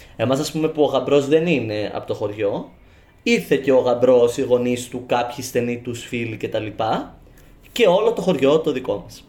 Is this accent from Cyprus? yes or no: yes; Cyprus; Στην, Κύπρο, στην στο χωριό μου